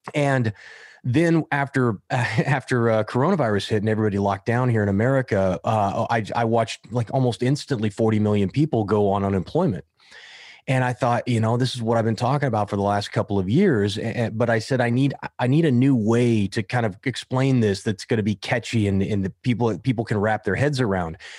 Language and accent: English; Kansas, United States; now in Southern California, United States; it's the Irish kid from Kansas